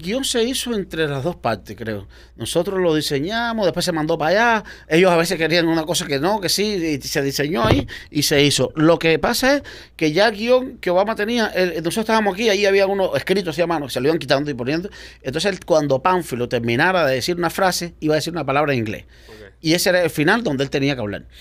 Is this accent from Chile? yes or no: no; Baracoa, Guantánamo, Cuba; moved away as an adult; now in United States; en Baracoa, donde yo nací